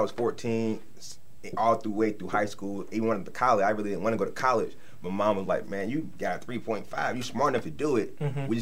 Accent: Charlotte, North Carolina, United States; I'm originally from Charlotte, North Carolina

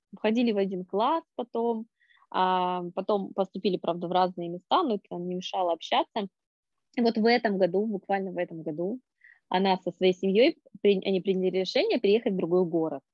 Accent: Norilsk, Krasnoyarsk Krai, Russia; born or raised there

